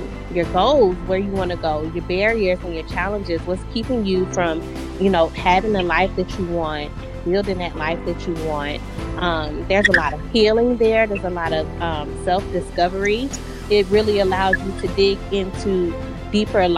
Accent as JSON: {"language": "English", "town": "Savannah", "region": "Georgia", "country": "United States", "moved": "yes", "lives_now": "Atlanta, United States", "said": "I'm from Savannah, Georgia. I currently live in Atlanta, Georgia."}